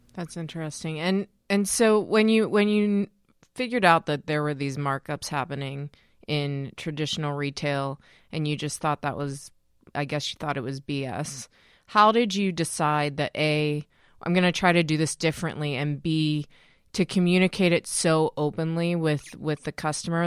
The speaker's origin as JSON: {"language": "English", "town": "Pittsburgh", "region": "Pennsylvania", "country": "United States", "said": "I'm from Pittsburgh"}